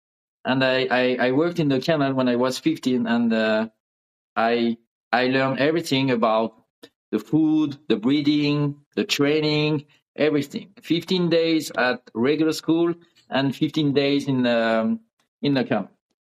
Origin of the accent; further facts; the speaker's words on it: near Lyon, Auvergne-Rhône-Alpes, France; first language French; English is a second language; moved away as an adult; also born or lived in South of France; now in Miami, United States; In this area, close to Lyon, in the middle of France.